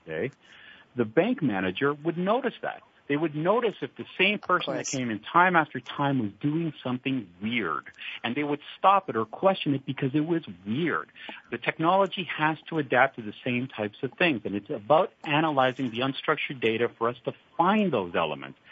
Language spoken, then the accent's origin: English; Canada; accent: Canadian twang; now in Europe; I am originally Canadian, and uh, back then, back when I was young